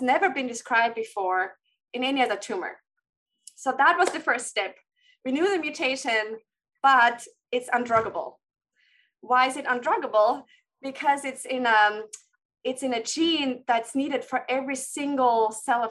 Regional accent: Austria; moved away; I'm from Austria and trained there first before training again

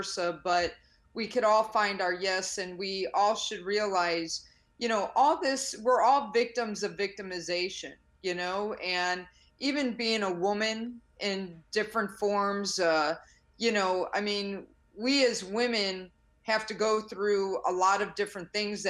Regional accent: Chicago, Illinois, United States; I grew up in the South Side of Chicago, single parent on food stamps

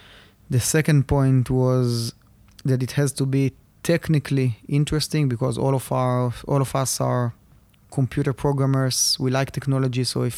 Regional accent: Rishon LeZion, Central District, Israel; English is a second language; So I was born in Rishon LeZion, about 20 minutes south of Tel Aviv. Was studying in the Gimnasia Realit, which is, I would say, probably the most famous high school in Rishon.

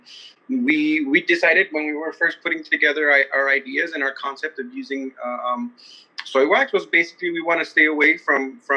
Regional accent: Bell, California, United States; also born or lived in Huntington Park; I grew up in Bell and Huntington Park.

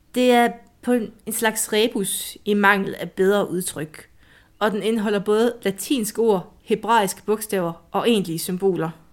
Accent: Jutland, Denmark; i Jylland siger vi en er nok

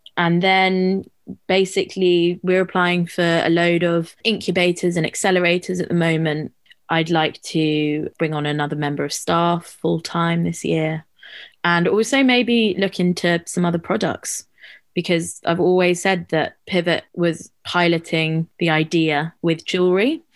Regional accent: London, United Kingdom; growing up in London

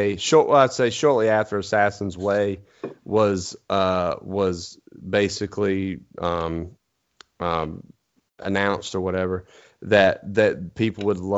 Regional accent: eastern North Carolina, United States; I'm from East North Carolina. Anywhere I need to go, I can pretty much see because it's flat

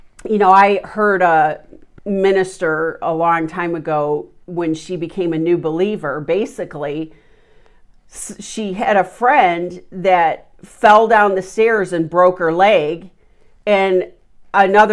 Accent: Chicago, Illinois, United States; I'm from Chicago

